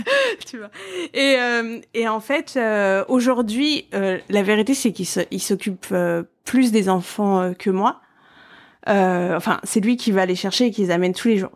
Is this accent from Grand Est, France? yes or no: no; Paris, Île-de-France, France; je suis parisienne